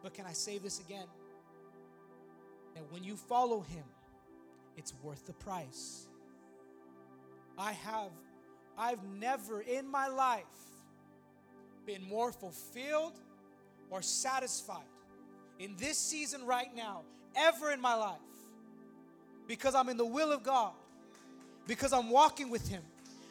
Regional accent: California, United States; moved away as an adult; now in Texas, United States; we're from California

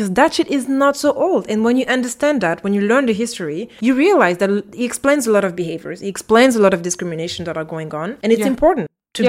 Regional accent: France; also born or lived in French Guiana / Austria; now in Brussels, Belgium; I grew up in France, in a small village. Then later I moved to French Guiana

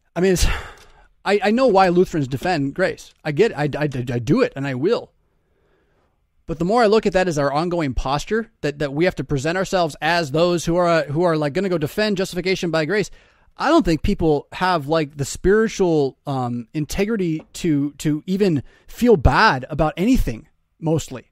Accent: United States; as American Christians

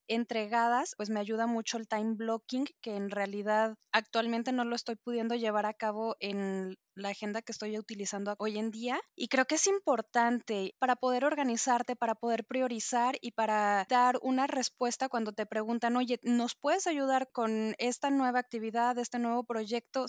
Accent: Mexico City, Mexico; now in Jalisco, Mexico; soy también de Ciudad de México y vivo actualmente en Jalisco.

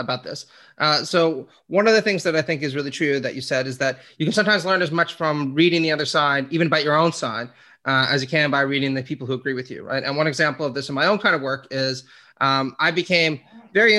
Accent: Canada; one of the guys I grew up with in Sitzville

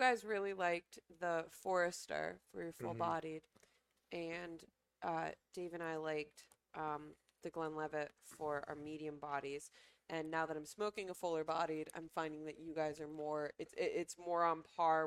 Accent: Connecticut, United States; I'm from Connecticut

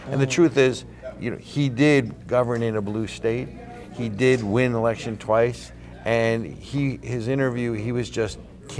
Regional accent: New Jersey, United States; moved away; I grew up in New Jersey

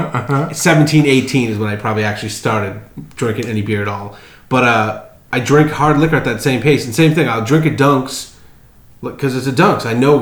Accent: Salem, Massachusetts, United States; in my hometown of Salem, Mass.

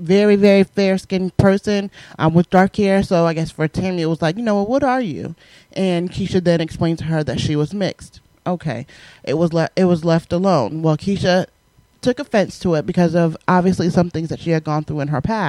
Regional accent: Southern Connecticut, United States; accent: New York; I grew up in the Northeast, in Connecticut, okay, which we know is right next to New York. I grew up in South Connecticut.

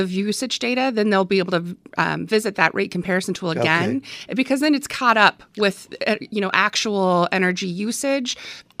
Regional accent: the Valley, Arizona, United States; I grew up in the Valley. I've always been an APS customer.

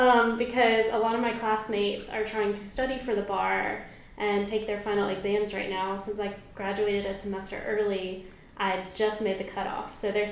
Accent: Mobile, Alabama, United States; I am from Mobile, Alabama.

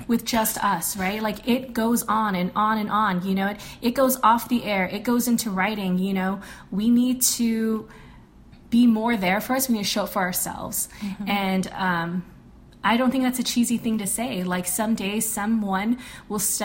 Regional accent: Guam; I grew up in Guam where a majority of the community is brown

